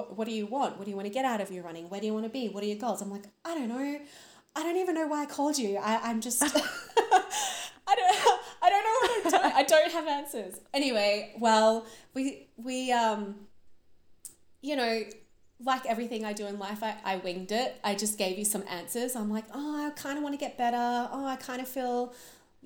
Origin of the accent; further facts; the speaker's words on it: Brisbane, Queensland, Australia; moved away as an adult; now in Queensland, Australia; I'm originally from Brisbane. Now live on a lovely rural property about 3 hours northwest of Brisbane